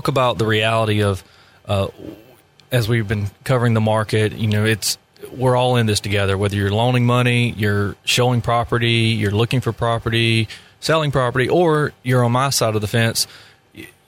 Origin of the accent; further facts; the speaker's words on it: Thomasville, Georgia, United States; also born or lived in Atlanta, Georgia; I'm from Thomasville